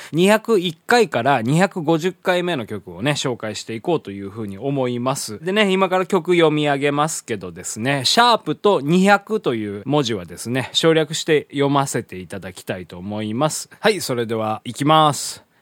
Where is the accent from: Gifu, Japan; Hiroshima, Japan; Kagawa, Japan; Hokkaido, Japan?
Hiroshima, Japan; 地元の広島でですねあの毎年8月に歌われる、まあ、これ原爆のね歌なんでございますけどね小学校の頃からね、まあ、ずっと歌っておりまして